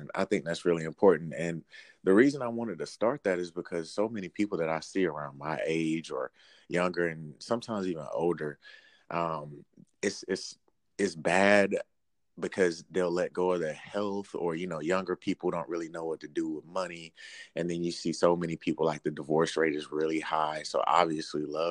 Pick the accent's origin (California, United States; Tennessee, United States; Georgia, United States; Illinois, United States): Georgia, United States; Albany; moved away as an adult; now in Washington, D.C., United States; I'm from Albany, Georgia, small town